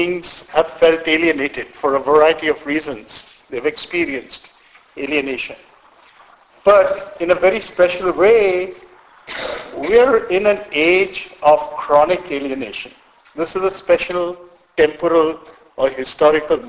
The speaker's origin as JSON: {"language": "English", "country": "India", "tie": "born or raised there", "moved": "yes", "said": "I was born in India. I'm Indian by birth and grew up in India and have very strong connections, roots with India."}